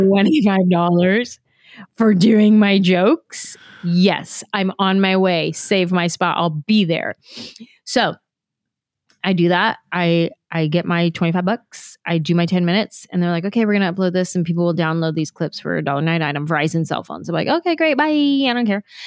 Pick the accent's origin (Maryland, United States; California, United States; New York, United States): California, United States; San Jose; moved away as an adult; I grew up in San Jose, there's a huge Vietnamese population in San Jose